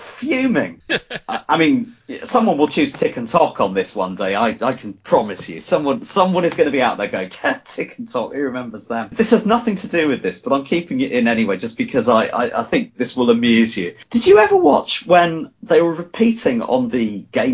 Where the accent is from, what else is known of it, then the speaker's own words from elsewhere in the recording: Wales, United Kingdom; I am from Wales